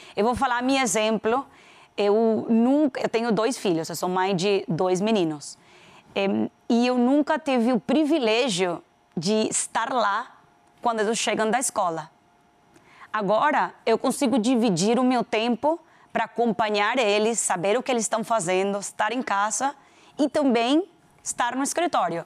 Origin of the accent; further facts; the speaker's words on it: Venezuela; accent: Venezuelan; Portuguese is a second language; moved away as an adult; also born or lived in Panama; now in Brazil; Eu sou venezuelana, já todo mundo descobriu pelo meu sotaque